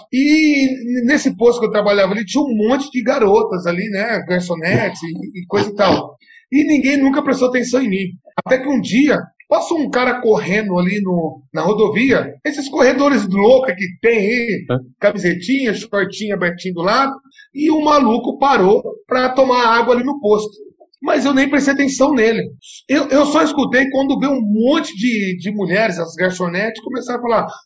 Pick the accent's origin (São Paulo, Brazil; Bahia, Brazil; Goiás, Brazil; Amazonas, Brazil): São Paulo, Brazil; Lençóis Paulista; also born or lived in Satuba; now in Presidente Prudente, Brazil; Saí de Lençóis Paulista, eu fui para Satuba, onde tive um ótimo treinador lá